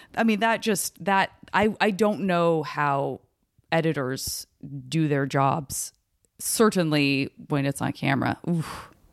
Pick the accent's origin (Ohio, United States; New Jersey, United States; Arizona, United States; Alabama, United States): Arizona, United States; I'm from Arizona